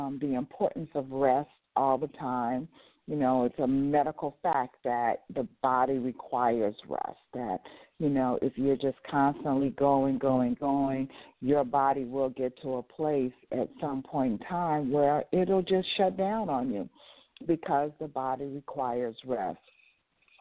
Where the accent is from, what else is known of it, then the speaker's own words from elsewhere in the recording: Las Vegas, Nevada, United States; moved away; I grew up and lived in Las Vegas, Nevada, so I lived in a 24-hour setting where everything was open 24 hours